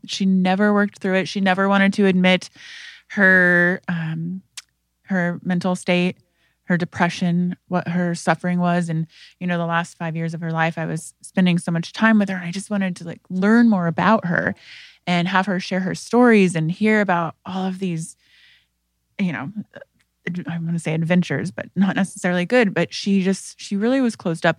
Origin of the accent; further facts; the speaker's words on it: Indiana, United States; I am from Indiana, and I come from a family that has a history of mental health disease